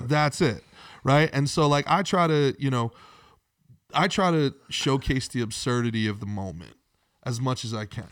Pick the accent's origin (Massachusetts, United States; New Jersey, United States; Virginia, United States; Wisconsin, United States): New Jersey, United States; Old Bridge; moved away as an adult; also born or lived in Brooklyn, New York; now in Florida, United States; I grew up in Old Bridge, New Jersey